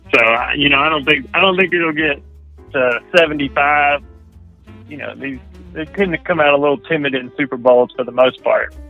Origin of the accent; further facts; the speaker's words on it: the South, United States; I'm from the South, so down here we like college football